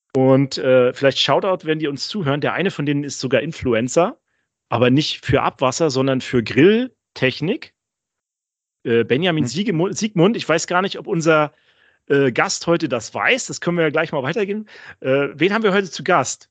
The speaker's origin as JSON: {"language": "German", "region": "Northern Germany", "country": "Germany", "said": "wir sind ja Norddeutsche, also Daniel und ich"}